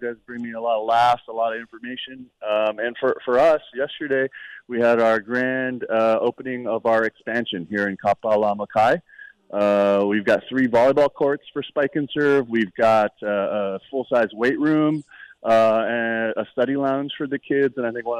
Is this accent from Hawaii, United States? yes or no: yes; Pearl City, Hawaii, United States; As I grew up in Pearl City, I had a pretty humble beginnings